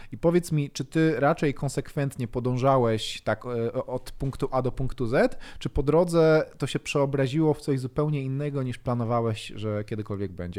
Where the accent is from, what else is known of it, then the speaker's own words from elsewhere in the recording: Bielsko-Biała, Silesian Voivodeship, Poland; ja akurat pochodzę z Bielska Białej